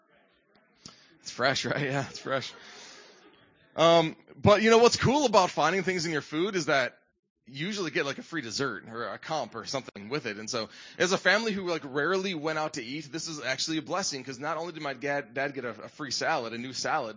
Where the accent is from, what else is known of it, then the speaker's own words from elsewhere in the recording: Midwest, United States; moved away; I grew up in the Midwest